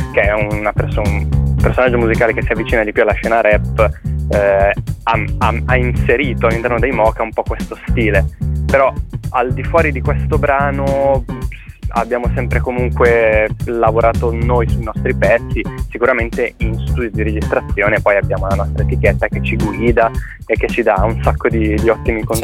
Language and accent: Italian; Liguria, Italy; noi che siamo liguri, ci sentiamo molto legati a questa terra